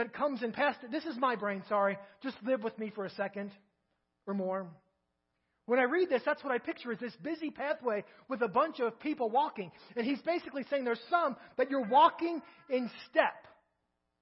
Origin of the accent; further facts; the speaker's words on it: Kentucky, United States; moved away as an adult; now in Crawford, United States; I'm from Kentucky